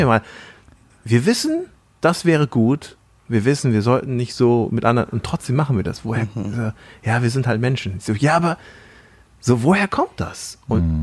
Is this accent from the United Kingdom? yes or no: no; Thailand; moved away; in Thailand, Sünde, wo ich aufgewachsen bin in Thailand